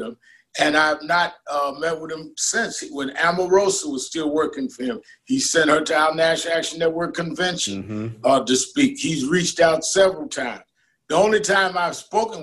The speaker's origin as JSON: {"language": "English", "town": "New York City", "region": "New York", "country": "United States", "tie": "born or raised there", "said": "I was born and raised in Brooklyn"}